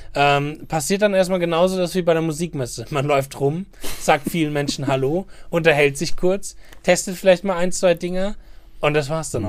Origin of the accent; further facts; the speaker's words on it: Germany; Wir Deutschen